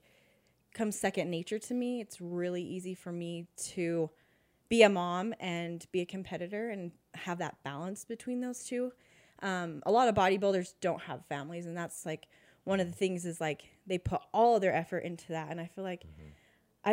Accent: West Valley, United States; I grew up in West Valley

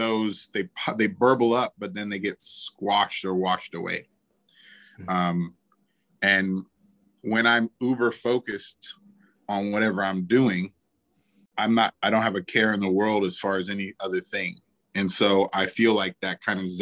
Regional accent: New Orleans, Louisiana, United States; I'm from New Orleans

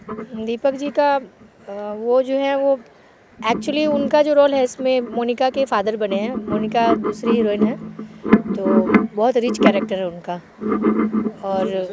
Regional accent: Sitamarhi, Bihar, India; मैं प्रॉपर बिहार से हूँ बिहार में सीतामढ़ी से

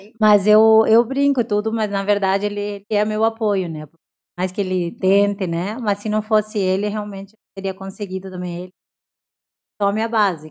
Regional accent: Brazil; eu sou brasileira, sou brasileira

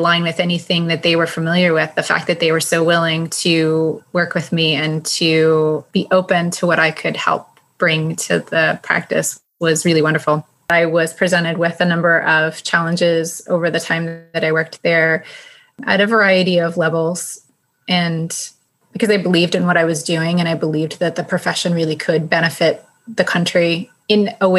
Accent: United States; also born or lived in Tipton, United Kingdom; as an American, I was a bit of a novelty.

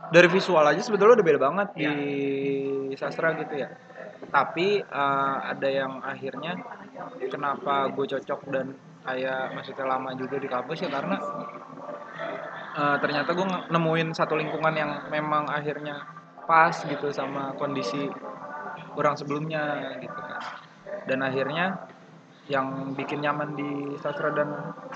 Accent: Bandung, West Java, Indonesia; maksudnya gue besar di Bandung keluarga PNS ya dari kecil anak guru gitu

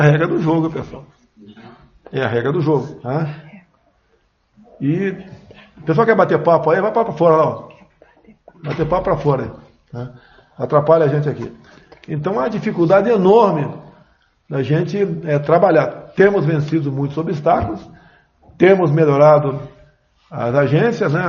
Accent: Eldorado, São Paulo, Brazil; moved away; numa fazenda onde fui criado

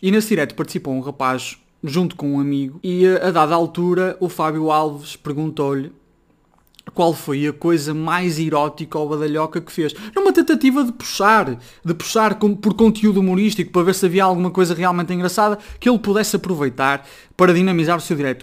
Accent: Braga, Norte, Portugal; Eu sou de Braga, sou do Norte

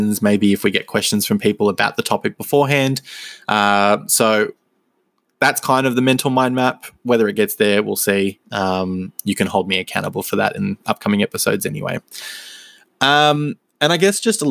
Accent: Melbourne, Victoria, Australia; born and raised in Melbourne, Victoria, in Australia

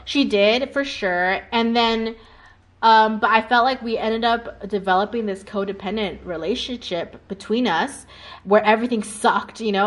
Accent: California, United States; moved away as an adult; also born or lived in Hong Kong; now in Lucerne, Switzerland; I'm from California before

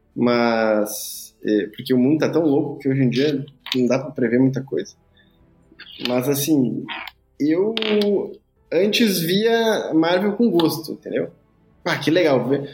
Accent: Brazil; como um bom brasileiro

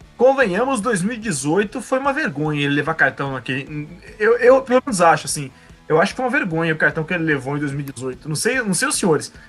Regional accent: Campinas, São Paulo, Brazil; eu sou campineiro

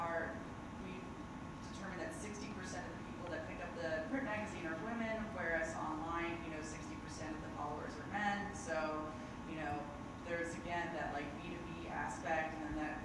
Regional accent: Texas, United States; moved away; also born or lived in Oregon; I was raised in Texas

